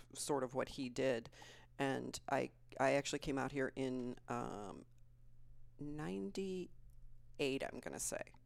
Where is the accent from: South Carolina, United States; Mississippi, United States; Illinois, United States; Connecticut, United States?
Illinois, United States; Plainfield; also born or lived in Aurora, Colorado; I grew up in Plainfield, Illinois